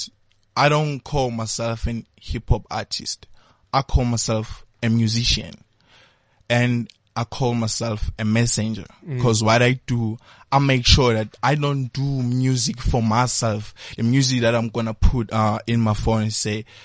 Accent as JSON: {"language": "English", "town": "Port Shepstone", "region": "KwaZulu-Natal", "country": "South Africa", "moved": "yes", "lives_now": "Johannesburg, South Africa", "said": "I'm from South Coast."}